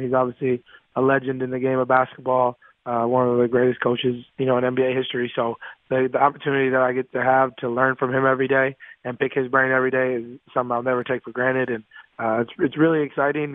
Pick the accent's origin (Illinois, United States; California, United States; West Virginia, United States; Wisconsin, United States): Wisconsin, United States; I'm from Wisconsin, so of course I'm a Packer fan